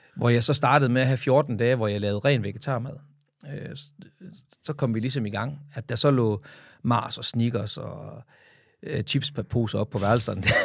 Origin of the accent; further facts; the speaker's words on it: Frederikshavn, North Denmark Region, Denmark; min fødeby Frederikshavn